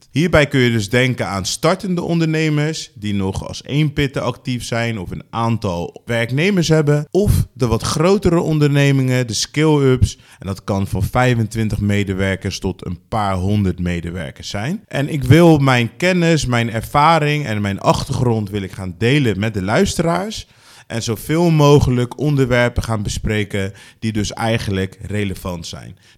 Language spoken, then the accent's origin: Dutch; Rotterdam, South Holland, Netherlands; Ik eh, ben geboren en getogen in Rotterdam, inmiddels 36.